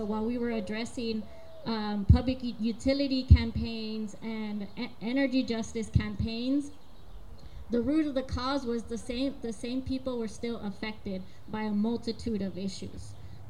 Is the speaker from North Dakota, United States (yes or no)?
no; Texas, United States; I grew up with airplanes flying over my home. I grew up near Leon Creek.